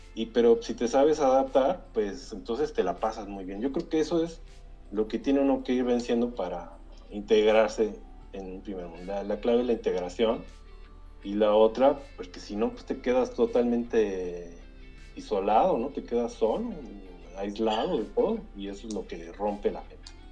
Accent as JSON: {"language": "Spanish", "region": "Mexico City", "country": "Mexico", "tie": "born or raised there", "moved": "as an adult", "said": "yo también vivía allá en, San Ángel"}